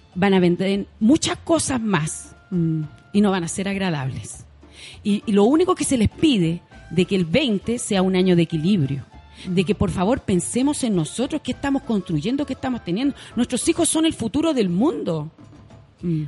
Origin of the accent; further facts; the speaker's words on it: Punta Arenas, Magallanes and Chilean Antarctica, Chile; moved away; yo vengo de Punta Arenas